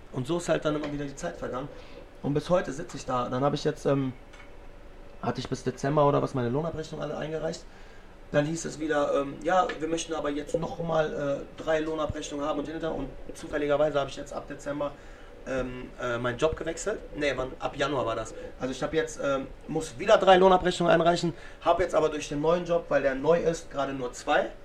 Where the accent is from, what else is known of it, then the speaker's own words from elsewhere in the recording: Lebanon; Und wenn ich dann persönlich meine libanesische Flagge hissen will und auch ein bisschen äh, meine